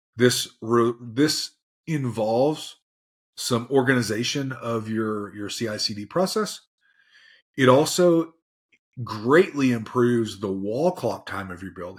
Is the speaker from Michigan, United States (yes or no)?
no; Tennessee, United States; I'm from Tennessee, so I might use some, some acronyms that are, uh, weird